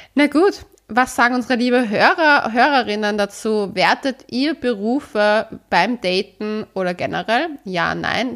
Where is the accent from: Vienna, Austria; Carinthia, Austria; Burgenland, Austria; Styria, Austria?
Vienna, Austria; ich bin ja eigentlich Wienerin, aber meine Mama ist ja aus Oberösterreich